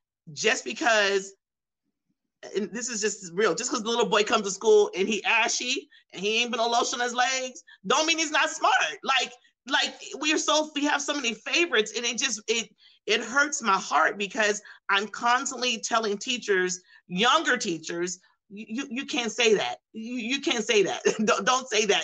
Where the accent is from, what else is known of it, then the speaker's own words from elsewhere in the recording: outskirts of the Bay Area, California, United States; I was born and raised in California, and I was in the outskirts of the Bay Area